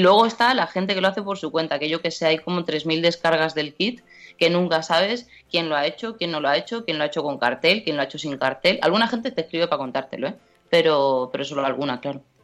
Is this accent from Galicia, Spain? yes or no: no; Seville, Andalusia, Spain; moved away as an adult; now in Madrid, Spain; yo soy de Sevilla y cuando me vengo a Madrid, pues yo qué sé, pues de repente me doy cuenta de que llevo ocho años en Madrid